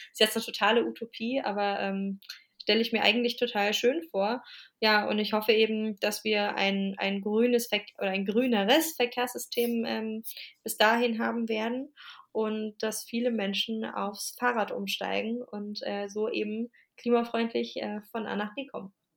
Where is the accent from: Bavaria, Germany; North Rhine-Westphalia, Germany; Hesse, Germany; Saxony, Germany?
Hesse, Germany; Wiesbaden; moved away as an adult; now in Leipzig, Germany; zu Wiesbaden, das ist meine Heimatstadt und da sitze ich auch gerade, weil ich hier bei meinen Eltern zu Besuch bin